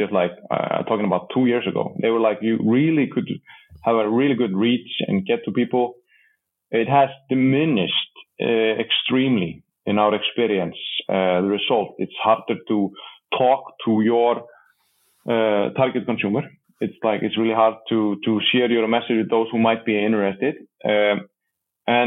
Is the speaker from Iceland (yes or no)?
yes; Iceland; accent: Icelandic; speaking with my Icelandic accent